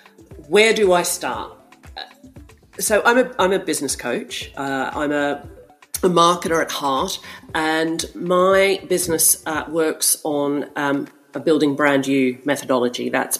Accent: Melbourne, Victoria, Australia; accent: Australian; now in London, United Kingdom; Well, I am actually in London, but my accent is Australian. You're right. I'm a bit confused about all of that, but I've been in London for 17 years

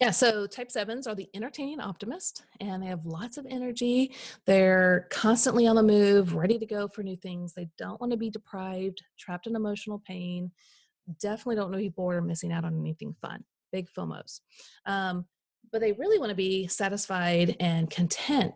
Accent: Midwest, United States; I grew up in the Midwest

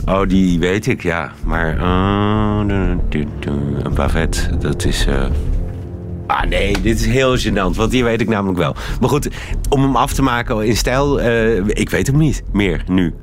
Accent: Netherlands; now in Belgium

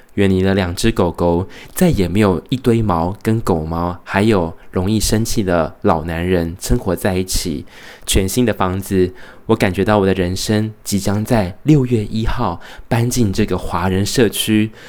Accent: Taiwan; now in Brisbane, Australia; 觉得身为台湾人，一定要礼尚往来

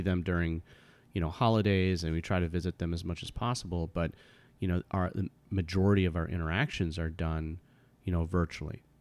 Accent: United States; I was born here in the United States, and I was raised in a kind of white suburban community.

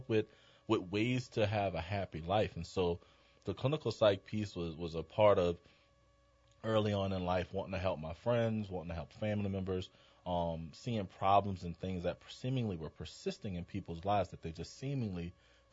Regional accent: New Orleans, Louisiana, United States; moved away as an adult; I'm a New Orleans native

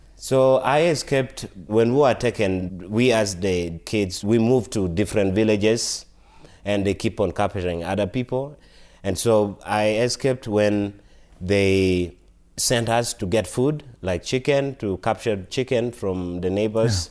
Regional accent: Northern Region, Uganda; now in Colorado, United States; So, I am, I was born in Uganda, and I grew up in Uganda. I come from northern part of Uganda

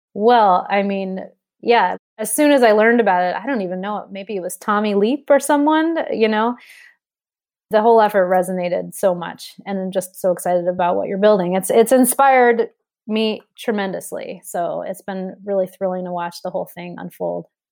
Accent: New York City, New York, United States; I grew up in New York City. So I'm a, I'm a city kid

